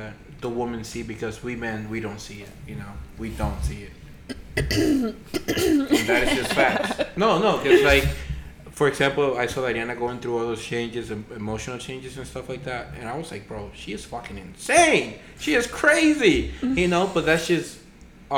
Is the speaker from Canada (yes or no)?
no; Dominican Republic; moved away; growing up in the Dominican Republic